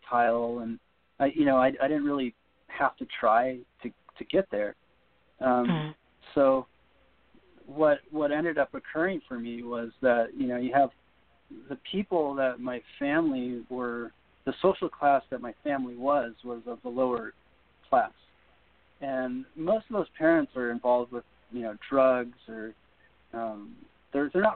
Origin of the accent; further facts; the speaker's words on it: Big Bear, California, United States; I grew up in Big Bear